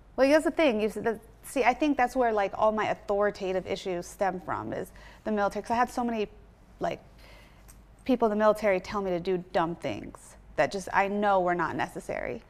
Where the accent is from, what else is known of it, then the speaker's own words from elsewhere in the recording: Orange County, California, United States; moved away as an adult; also born or lived in Washington, D.C. / Baltimore; now in Los Angeles, United States; I grew up in California